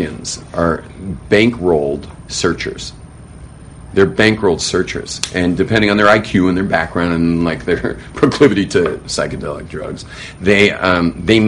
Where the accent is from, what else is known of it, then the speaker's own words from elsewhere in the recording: Los Angeles, California, United States; as a kid growing up in Hollywood.